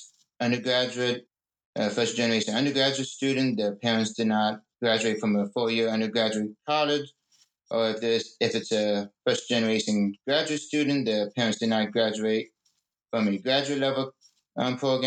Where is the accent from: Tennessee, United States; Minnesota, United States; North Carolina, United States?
North Carolina, United States; Fayetteville; I was born in Fayetteville, North Carolina